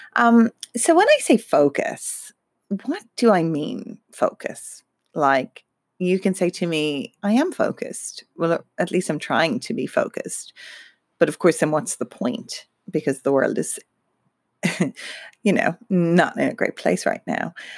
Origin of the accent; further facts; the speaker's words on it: Ireland; now in Melbourne, Australia; I'm Irish and come from Ireland